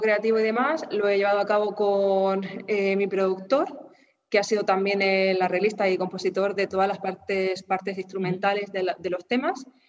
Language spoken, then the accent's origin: Spanish; Murcia, Region of Murcia, Spain; moved away as an adult; also born or lived in Germany; volver a mi ciudad natal, a, Murcia